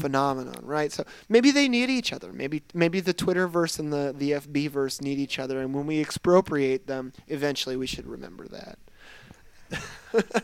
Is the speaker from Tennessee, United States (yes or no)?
no; Michigan, United States; I grew up in Michigan. I grew up in Michigan, where we have winter